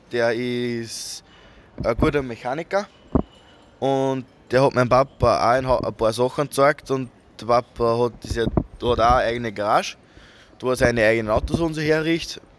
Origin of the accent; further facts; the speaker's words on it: Mühlbach, Upper Austria, Austria; So, wir kommen aus Watzkirchen, also wir gehen in den Watzkirchen Tree und genau kommen wir alle aus Mühlbach.